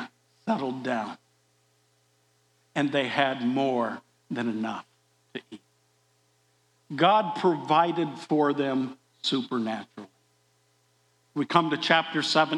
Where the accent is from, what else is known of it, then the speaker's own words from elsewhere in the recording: Des Moines, Iowa, United States; I grew up in Des Moines, Iowa